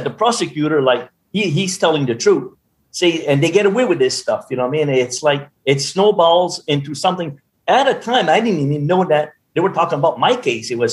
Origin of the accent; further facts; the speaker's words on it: Madawaska, Maine, United States; my hometown of 5,000 people up in Madawaska